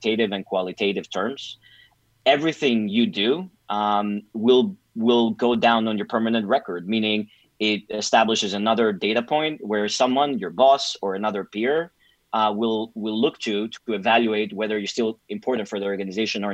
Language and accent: English; Greece; moved away as an adult; also born or lived in New York City, United States; having been born and raised in Greece